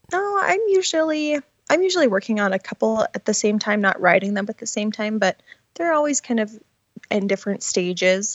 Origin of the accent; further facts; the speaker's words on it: Montana, United States; moved away as an adult; also born or lived in Washington; I was born and raised here in Montana.